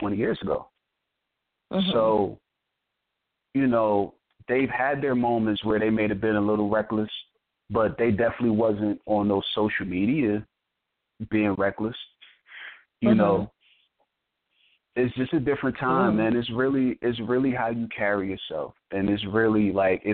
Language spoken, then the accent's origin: English; New Jersey, United States; I'm from Jersey